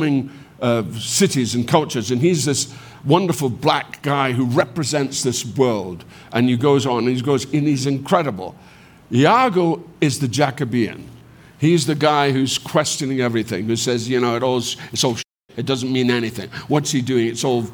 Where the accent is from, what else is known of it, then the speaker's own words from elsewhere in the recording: Scotland, United Kingdom; moved away as an adult; I'm a Scot